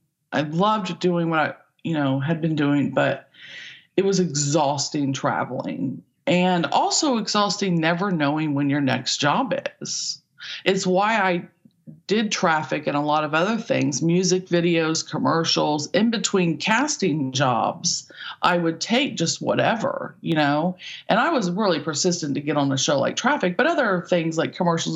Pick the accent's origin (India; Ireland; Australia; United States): United States; Midwest; Just growing up in the Midwest and both not feeling like we belonged, if that makes sense.